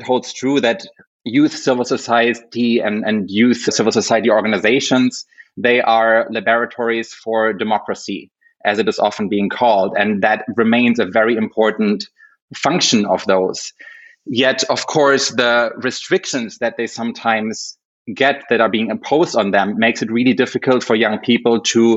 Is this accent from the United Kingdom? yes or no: no; Germany; I'm from Germany